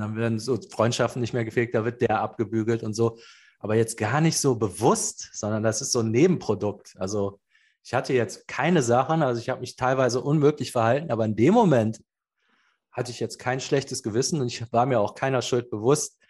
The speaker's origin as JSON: {"language": "German", "town": "Cologne", "region": "North Rhine-Westphalia", "country": "Germany", "said": "ich bin zurück nach Köln, da wo ich herkomme."}